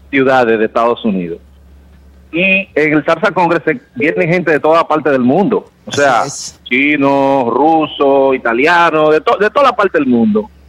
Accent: Santo Domingo, Distrito Nacional, Dominican Republic; también por este compatriota mío, porque yo soy de Villaconsuelo también

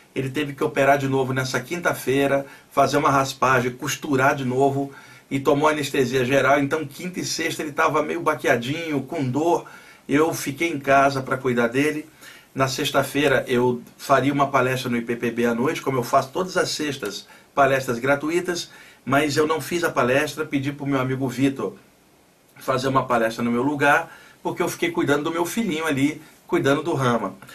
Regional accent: Rio de Janeiro, Brazil; now in São Paulo, Brazil; sou do Rio, mas eu moro aqui há muitos anos

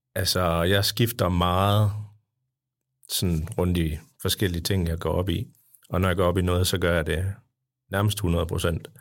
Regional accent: Jutland, Denmark; jeg er fra Jylland

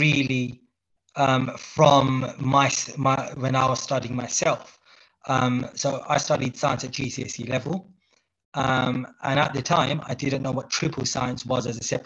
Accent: London, United Kingdom; So I've been born and brought up in London to Bangladeshi parents, myself, who migrated in the 80s to the UK

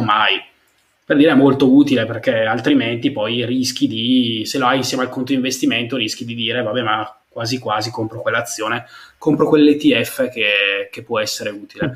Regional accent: Brescia, Lombardy, Italy; io comunque vengo da Brescia, quindi dalla provincia

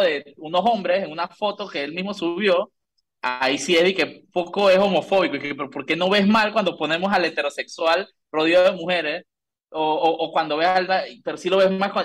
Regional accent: Panama; soy de Panamá

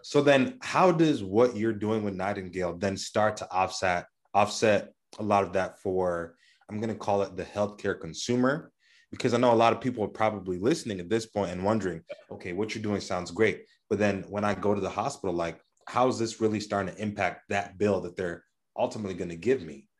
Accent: Kenya; moved away; I grew up in Kenya

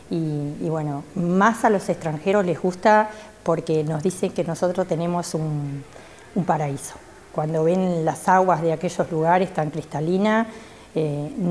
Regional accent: Quebrada de los Cuervos, Treinta y Tres, Uruguay; yo soy de la Quebrada de los Cuervos, vivo a 8 kilómetros del área protegida, eh, se llama Cerro Colorado

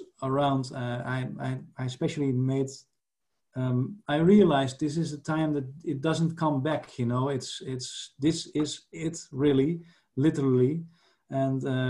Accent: Netherlands; I was from the Netherlands

